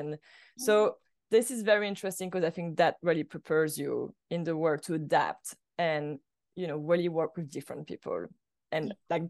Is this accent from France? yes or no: yes; France; English is a second language; moved away as an adult; I moved directly from France to go to AFI. So for me, it was like kind of a culture shock too at the same time. You know, I was not very fluent in English yet.